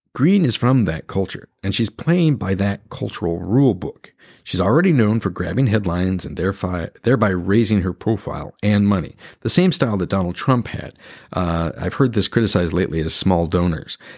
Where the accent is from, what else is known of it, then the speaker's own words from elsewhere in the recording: Washington, United States; my home state, Washington